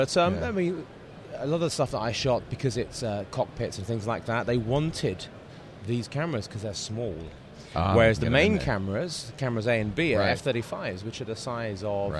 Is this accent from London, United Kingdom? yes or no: yes; London, United Kingdom; I'm from London. And I am a cinematographer and a director.